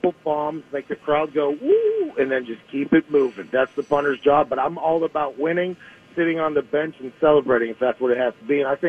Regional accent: Pittsburgh, Pennsylvania, United States; Growing up in Pittsburgh

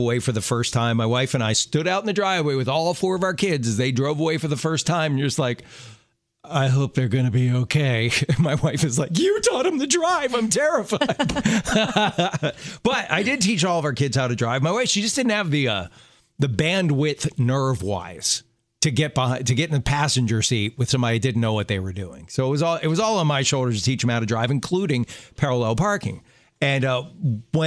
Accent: Baltimore, Maryland, United States; I grew up in Baltimore where parallel parking is in our DNA

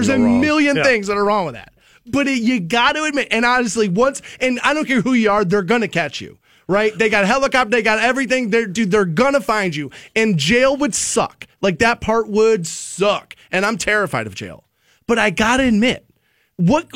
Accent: Aurora Shores, Ohio, United States; growing up in Aurora Shores

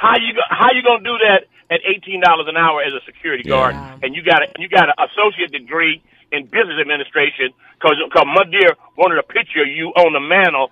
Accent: Los Angeles, California, United States; I'm 73 years old. Yeah. I grew up in Watts, and I watched this neighborhood go from a predominantly white neighborhood we was like one of three families black that lived on 105th Street.

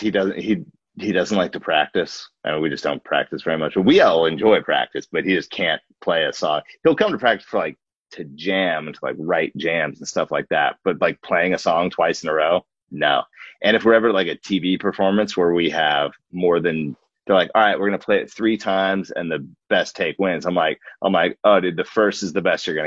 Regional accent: Alaska, United States; moved away as an adult; also born or lived in Wasilla, Alaska / Portland, Oregon; We grew up in Alaska and it's very isolated, but like very special. So we love the place that we're from

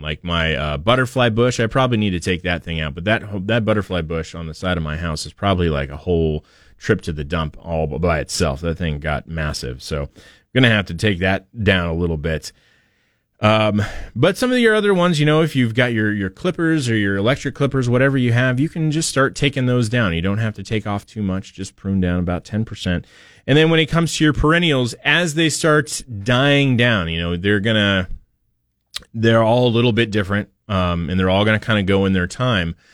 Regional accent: Portland, United States; my parents had growing up in Portland

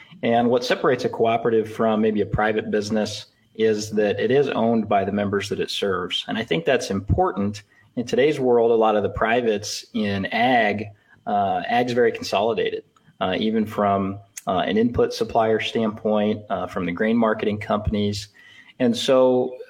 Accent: Elgin, Nebraska, United States; also born or lived in Lincoln, Nebraska; I'm a Northeast Nebraska farm kid. I grew up in Elgin, Nebraska, southern Antelope County

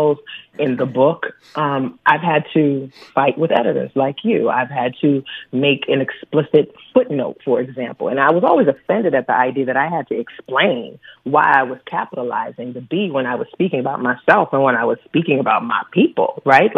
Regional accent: New Orleans, Louisiana, United States; I am a first-generation Ghanaian born and raised in New Orleans, Louisiana.

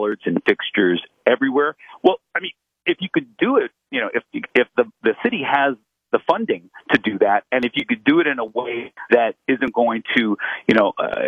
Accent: Los Angeles, California, United States; I'm from Los Angeles. I'm here right now.

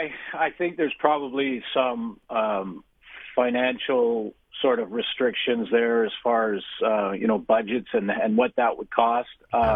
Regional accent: Canada; I'm Canadian first

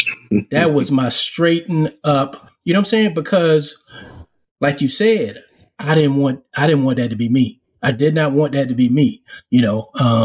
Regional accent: Charleston, South Carolina, United States; also born or lived in Harlem, New York; I was born in Harlem. Then I moved, spent the rest of my time growing up in Charleston, South Carolina.

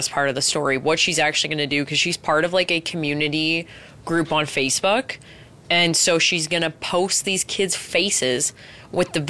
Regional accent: Edmonton, Alberta, Canada; We're from Edmonton

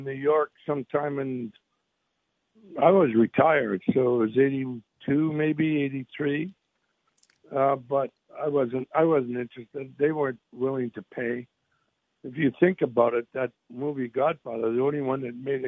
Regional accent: Canada; now in United States; I was born in Canada, so I'm a Canadian

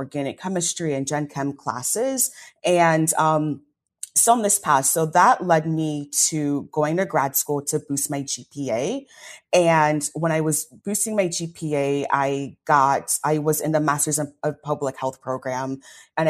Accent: Columbus, Ohio, United States; moved away as an adult; also born or lived in Kentucky; now in Detroit, United States; started in Columbus, Ohio. That's where I was born and raised as a first generation American to Nigerian parents.

